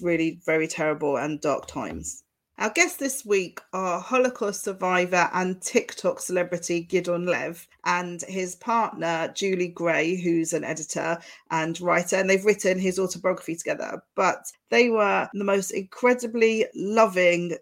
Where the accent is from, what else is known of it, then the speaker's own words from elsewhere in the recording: Chigwell, East of England, United Kingdom; the home I grew up in Chigwell